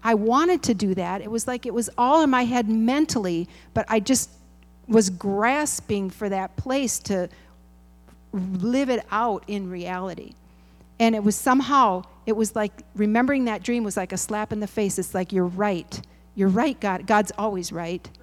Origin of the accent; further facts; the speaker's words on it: Midwest, United States; I'm a Midwesterner